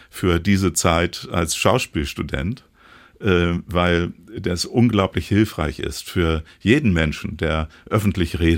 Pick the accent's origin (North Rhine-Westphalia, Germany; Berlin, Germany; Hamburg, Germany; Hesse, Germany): Hamburg, Germany; Aber ich habe dann auch äh, äh in, in meiner, meinem Heimatort in Hamburg, in Rahlstedt, äh, die Nähe zur Kirchengemeinde gesucht